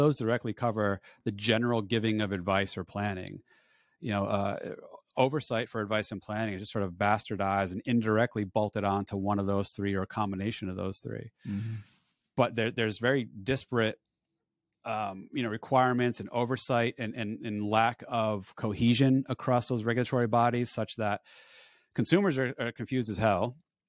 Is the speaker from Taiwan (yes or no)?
no; Northeast, United States; So born and raised in the Northeast, I'm over winter.